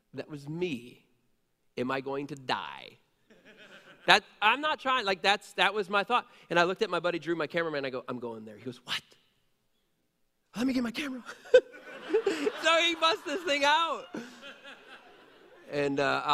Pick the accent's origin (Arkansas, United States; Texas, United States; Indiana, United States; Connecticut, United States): Indiana, United States; Middlebury; I grew up on Highland Drive in Middlebury